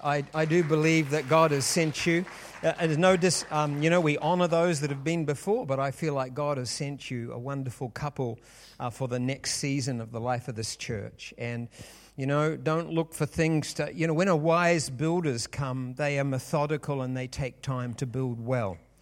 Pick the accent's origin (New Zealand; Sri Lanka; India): New Zealand; we are from New Zealand